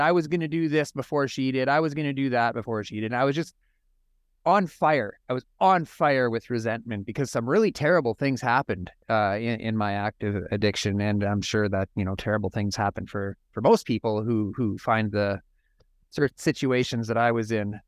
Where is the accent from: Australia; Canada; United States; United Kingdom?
Canada; Saskatoon, Saskatchewan; I'm from Saskatoon, Saskatchewan, up in Canada.